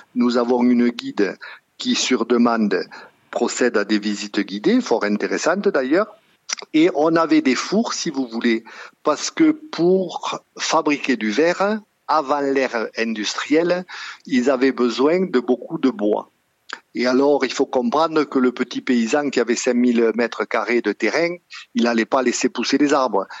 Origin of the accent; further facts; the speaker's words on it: Sougraigne, Occitania, France; moved away as an adult; je suis originaire de Sougraigne et j'y suis revenu à la retraite